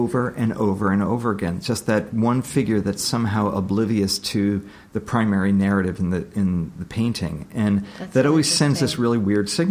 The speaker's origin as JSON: {"language": "English", "region": "New York", "country": "United States", "tie": "born or raised there", "said": "I was raised in New York"}